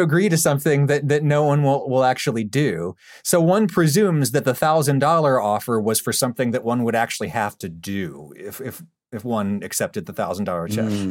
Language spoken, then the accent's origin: English; Pennsylvania, United States; my home state of Pennsylvania